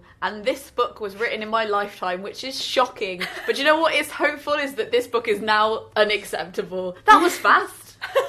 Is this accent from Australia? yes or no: no; Coventry, West Midlands, United Kingdom; I'm from Coventry